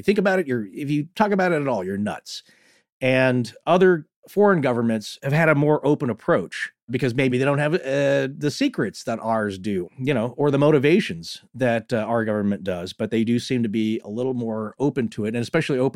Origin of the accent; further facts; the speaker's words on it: United States; also born or lived in Western Montana; I'm from Eastern Washington, Northern Idaho panhandle area